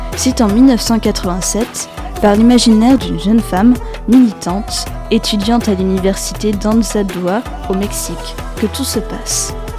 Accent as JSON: {"language": "French", "country": "France", "said": "chez nous en France"}